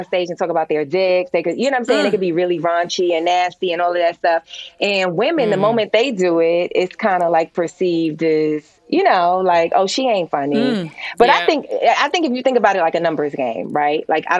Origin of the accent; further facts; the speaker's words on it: New York City, New York, United States; moved away as an adult; also born or lived in Brooklyn, New York; now in Los Angeles, United States; I was born in Brooklyn. I grew up in Harlem